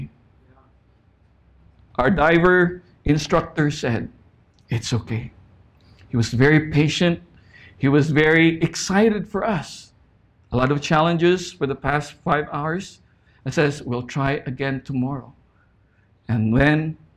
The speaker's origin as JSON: {"language": "English", "country": "Philippines", "tie": "born or raised there", "moved": "as an adult", "lives_now": "Saipan, Northern Mariana Islands", "said": "We grew up in the Philippines"}